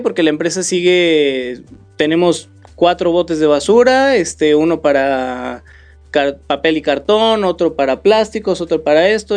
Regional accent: Tepic, Nayarit, Mexico; also born or lived in Mexico City / Morelos; now in Querétaro, Mexico; no soy de aquí, nací en la Ciudad de México, crecí en, la ciudad de Nayarit, en Tepic, Nayarit

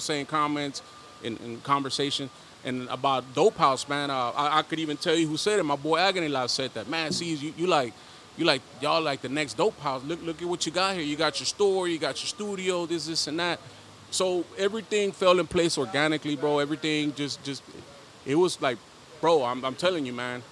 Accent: Dallas, Texas, United States; also born or lived in León, Guanajuato, Mexico; now in Houston, United States; I was raised in the hood, West Dallas, Oak Cliff, Texas

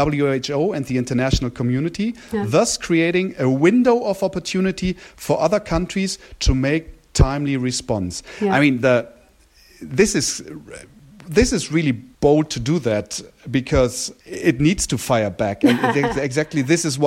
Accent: Germany; we've been raised in Germany

